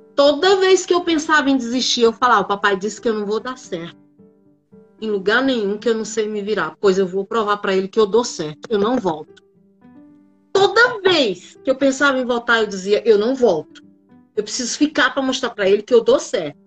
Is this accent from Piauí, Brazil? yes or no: yes; Piripiri, Piauí, Brazil; moved away as an adult; now in São Paulo, Brazil; eu nasci numa cidade do interior do Piauí, chamada Piripiri